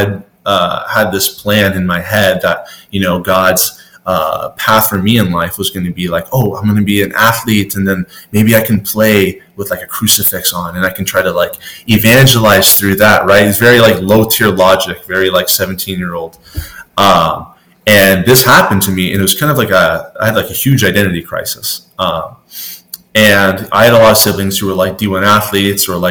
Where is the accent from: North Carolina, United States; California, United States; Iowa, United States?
California, United States; Southern; I'm from SoCal